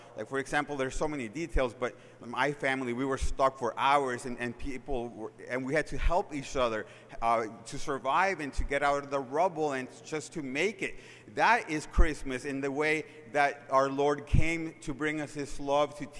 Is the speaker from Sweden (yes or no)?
no; Managua, Nicaragua; the city I was born in Managua, Nicaragua